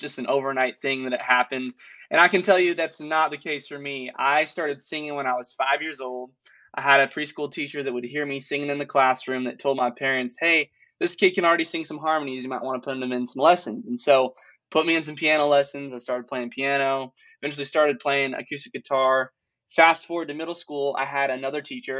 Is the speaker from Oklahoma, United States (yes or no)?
no; Sioux Falls, South Dakota, United States; moved away as an adult; also born or lived in Joplin, Missouri; now in Franklin, United States; I was born in Joplin, Missouri, and I moved to Sioux Falls, South Dakota when I was 9 years old